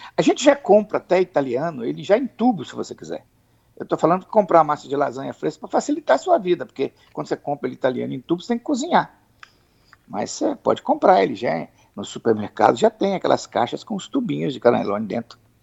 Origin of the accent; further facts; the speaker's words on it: Espírito Santo, Brazil; como nós somos capixabas